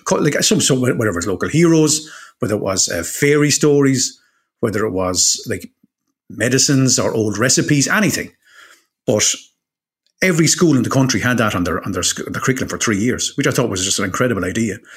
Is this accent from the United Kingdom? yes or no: no; Waterford, Munster, Ireland; I'm from Waterford